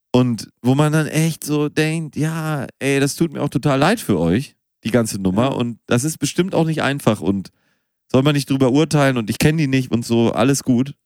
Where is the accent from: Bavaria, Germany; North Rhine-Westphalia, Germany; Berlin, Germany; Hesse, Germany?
North Rhine-Westphalia, Germany; Münster; now in Hamburg, Germany; ich bin auch in Münster geboren